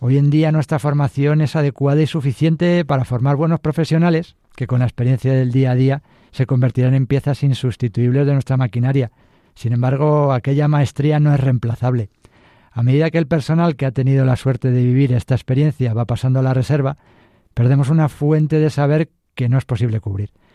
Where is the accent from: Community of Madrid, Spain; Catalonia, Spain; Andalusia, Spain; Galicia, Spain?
Community of Madrid, Spain; Madrid; Soy madrileño, mis padres vivían en Carabanchel, barrio histórico, y fue un colegio público, uno más, una familia modesta y honrada, un niño feliz